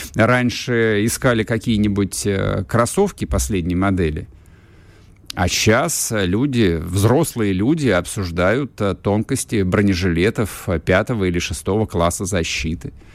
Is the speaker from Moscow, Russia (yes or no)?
yes; Moscow, Russia; я в данном случае, как москвич